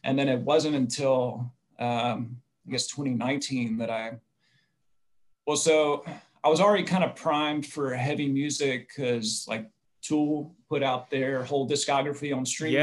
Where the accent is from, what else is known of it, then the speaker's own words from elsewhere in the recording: Mississippi, United States; I grew up in Mississippi